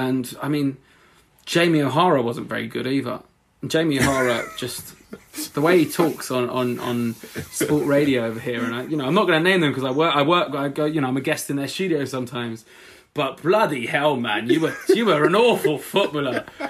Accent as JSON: {"language": "English", "town": "Walthamstow", "region": "London", "country": "United Kingdom", "tie": "born or raised there", "said": "I grew up in Walthamstow, it was kind of a poorer area, lots of immigrants"}